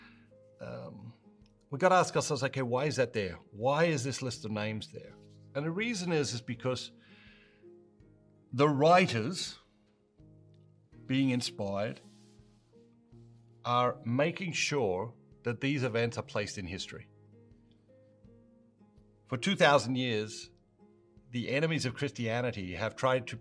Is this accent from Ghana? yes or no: no; Australia; I grew up in Australia